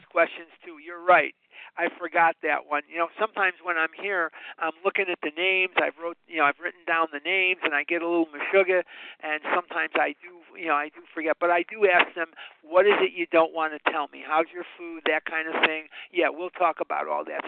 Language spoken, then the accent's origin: English; Chicago, Illinois, United States; now in Arizona, United States; I'm born and raised on the north side of Chicago